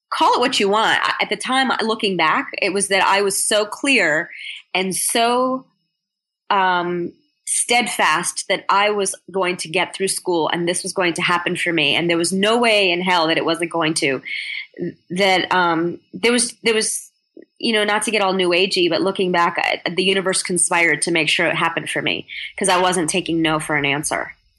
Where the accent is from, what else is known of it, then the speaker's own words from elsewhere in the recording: United States; I'm American born